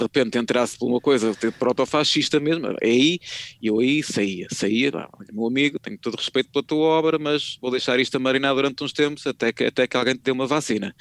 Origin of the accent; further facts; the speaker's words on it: Porto, Norte, Portugal; eu sou do Porto